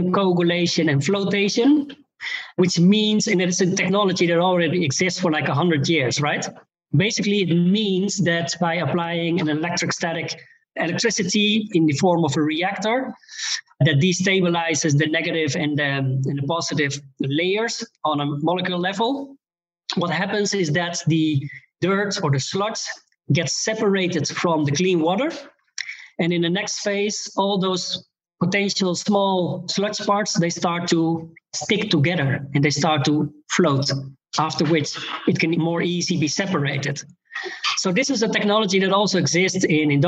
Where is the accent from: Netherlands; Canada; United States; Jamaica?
Netherlands; I'm from the Netherlands